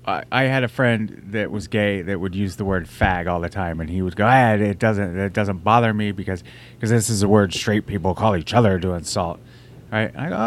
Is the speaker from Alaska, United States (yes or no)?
yes; Alaska, United States; the music that would be blaring from the trucks that would pull over and kick the shit out of me growing up in Alaska for being gay.